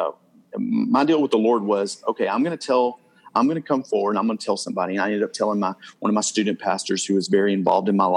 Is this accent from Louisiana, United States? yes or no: yes; North Louisiana, United States; now in Plano, United States; grew up in a relatively small town in North Louisiana.